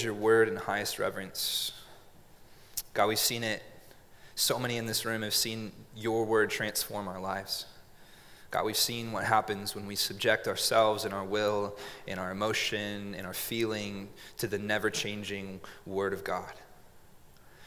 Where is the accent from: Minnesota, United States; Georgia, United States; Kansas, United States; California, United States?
California, United States; Montague; also born or lived in Grenada, California; In a little city, not a city, a little town called Montague, California